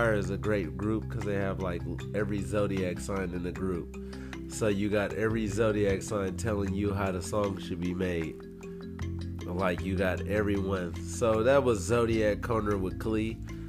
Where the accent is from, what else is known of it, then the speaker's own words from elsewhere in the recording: United States; I'm an American.